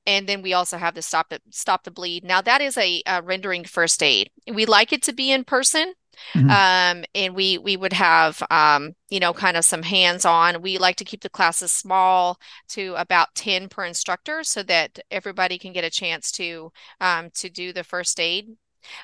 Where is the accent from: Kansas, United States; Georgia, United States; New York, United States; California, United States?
California, United States; I grew up in Southern California, so that's kind of gone, though. It was a long time ago.